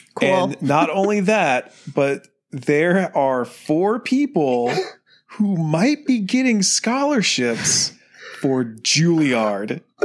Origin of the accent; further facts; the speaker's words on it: Texas, United States; I am from Texas